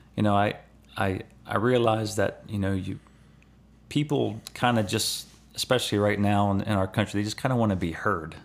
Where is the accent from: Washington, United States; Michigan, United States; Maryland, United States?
Maryland, United States; Elkton; I'm from Elkton